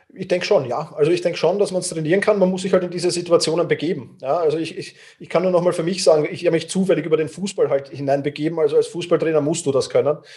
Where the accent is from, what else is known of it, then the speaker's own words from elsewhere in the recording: Vienna, Austria; ich bin halt doch Wiener und die Wiener sind manchmal Grantler